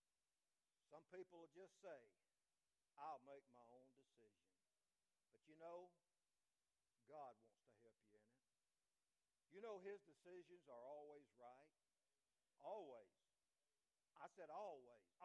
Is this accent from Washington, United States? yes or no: no; Florida, United States; moved away as an adult; now in Alabama, United States; I'm from Florida